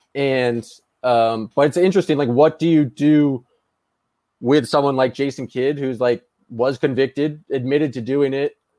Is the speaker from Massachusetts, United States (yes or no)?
yes; Boston, Massachusetts, United States; I grew up in Boston